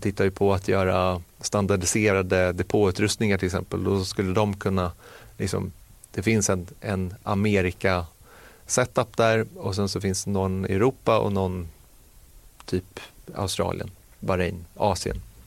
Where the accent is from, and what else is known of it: Sweden